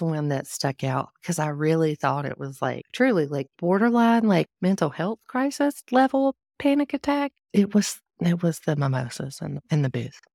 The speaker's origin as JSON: {"language": "English", "region": "the South", "country": "United States", "said": "I'm from the South"}